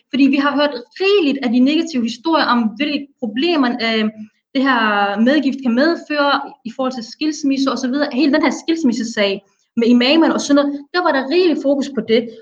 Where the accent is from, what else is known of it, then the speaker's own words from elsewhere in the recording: Somalia; Jamen, jeg er somalier, men jeg siger det gentagende gang, jeg repræsenterer ikke det